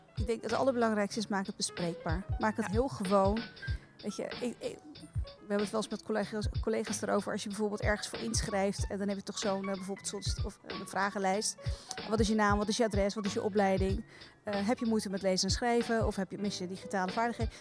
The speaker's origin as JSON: {"language": "Dutch", "town": "Rotterdam", "region": "South Holland", "country": "Netherlands", "tie": "born or raised there", "said": "ik heb een Turkse achtergrond, Turkse ouders. En die spraken de taal niet zo goed. En ik ben opgegroeid in Rotterdam"}